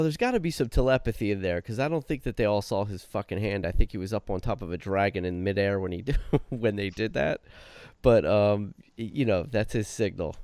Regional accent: New Jersey, United States; I'm from New Jersey

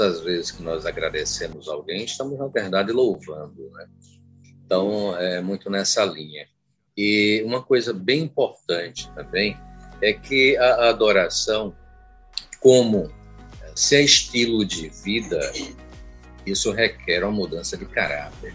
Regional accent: Recife, Pernambuco, Brazil; moved away as an adult; also born or lived in Olinda; now in Aracaju, Brazil; A parte musical, ela nasceu ainda na Recife, aos 15 anos de idade. Eu fazia conservatório e aos 20 anos eu vim para cá

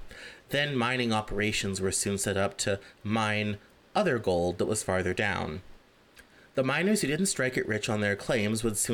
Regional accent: Denver, Colorado, United States; Where I grew up in Denver

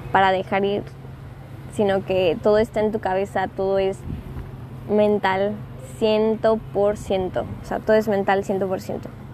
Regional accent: Acapulco, Guerrero, Mexico; moved away as an adult; also born or lived in Puebla, Mexico; now in Los Cabos, Mexico; yo estaba en Acapulco, yo nací en Acapulco. Eh, me vine, me fui, me, mejor dicho, me fui a estudiar la universidad a Puebla

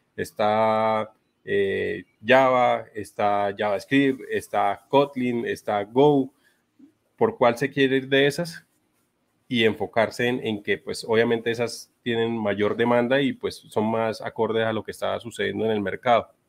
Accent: Bucaramanga, Santander, Colombia; Yo soy de Bucaramanga. en algunos momentos se me nota bastante el acento

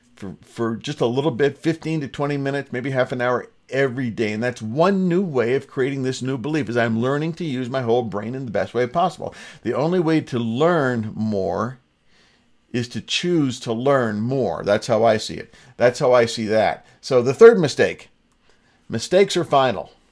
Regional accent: Ontario, Canada; Born and raised in Ontario, an English-speaking province

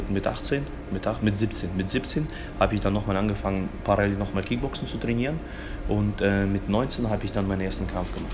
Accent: Fulda, Hesse, Germany; also born or lived in Kazakhstan; aus Fulda. Bin hier mhm. aufgewachsen, bin, bin 30 Jahre alt, und äh, komme eigentlich ursprünglich geboren bin ich in Kasachstan.

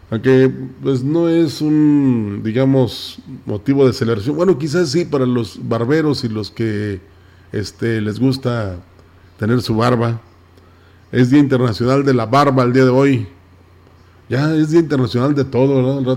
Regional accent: Mexico; todos tengamos en cuenta y nos convenzamos de que somos mexicanos y que debemos estar unidos.

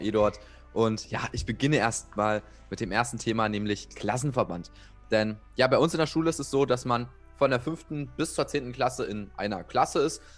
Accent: Saxony-Anhalt, Germany; bei uns in Sachsen-Anhalt

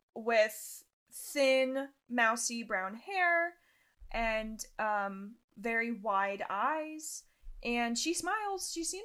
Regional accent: Utah, United States; But yeah, I'm originally from Utah.

